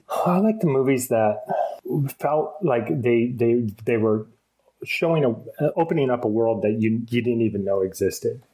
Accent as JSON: {"language": "English", "region": "Vermont", "country": "United States", "tie": "born or raised there", "said": "I, I was born and raised in Vermont, which is you know sort of a woodsy place"}